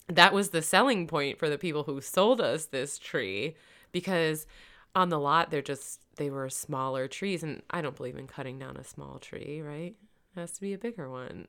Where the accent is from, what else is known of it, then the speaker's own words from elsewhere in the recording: Michigan, United States; moved away; also born or lived in Florida; I'm from Michigan, but I lived in Florida